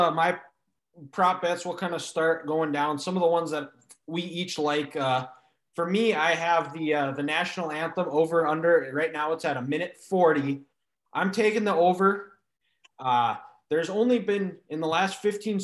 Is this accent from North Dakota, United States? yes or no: yes; North Dakota, United States; him being a fellow North Dakotan, similar to me.